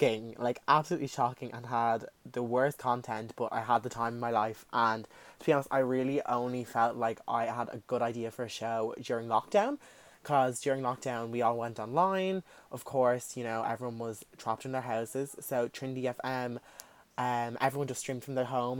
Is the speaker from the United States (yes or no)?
no; Dublin, Leinster, Ireland; accent: South Dublin; as you can tell by my accent, I do live in Dublin, south side